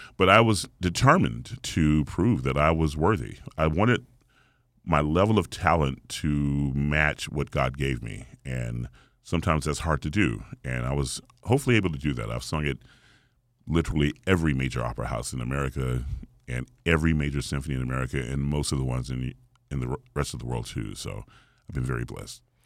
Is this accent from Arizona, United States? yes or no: no; Atlanta, Georgia, United States; the gospel genre, which I grew up in here in Atlanta